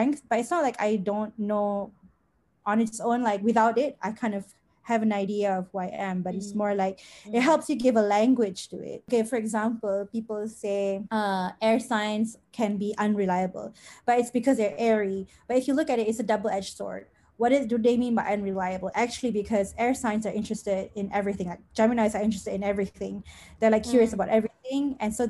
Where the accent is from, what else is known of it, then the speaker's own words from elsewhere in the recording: Klang Valley, Malaysia; I'm from the Klang Valley